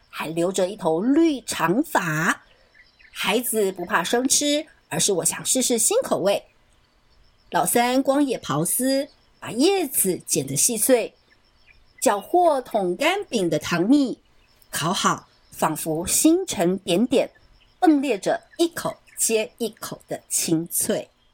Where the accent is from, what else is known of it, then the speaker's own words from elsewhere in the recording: Taipei, Taiwan; moved away as an adult; now in Miaoli, Taiwan; 我在台北出生长大